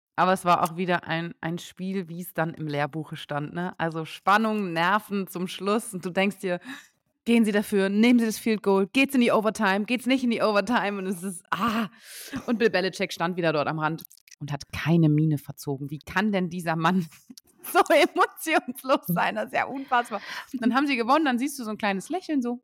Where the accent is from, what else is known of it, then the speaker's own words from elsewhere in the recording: Osnabrück, Lower Saxony, Germany; moved away; Ich komme ja eigentlich aus Osnabrück